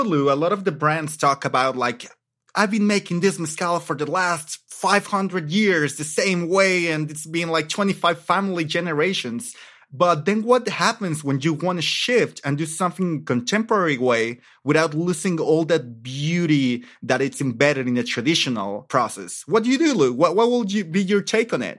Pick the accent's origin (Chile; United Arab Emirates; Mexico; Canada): Mexico; Mexico City; moved away as an adult; now in Oaxaca, Mexico; I grew up in Mexico City